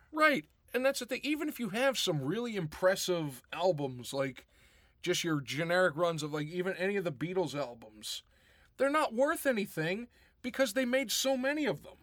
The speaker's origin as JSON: {"language": "English", "town": "Pittsburgh", "region": "Pennsylvania", "country": "United States", "tie": "born or raised there", "moved": "yes", "lives_now": "Rochester, United States", "said": "back when I was growing up in Pittsburgh"}